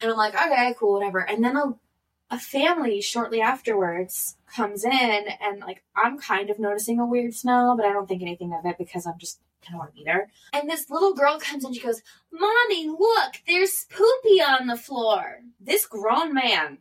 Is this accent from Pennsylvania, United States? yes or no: yes; Philadelphia, Pennsylvania, United States; moved away; I'm from Philly